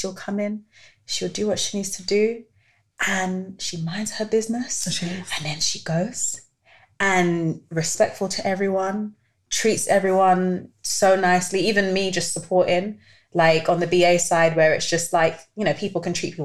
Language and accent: English; London, United Kingdom; I'm from North London. And well, now I don't live in North London anymore, but I used to live in North London, Tottenham.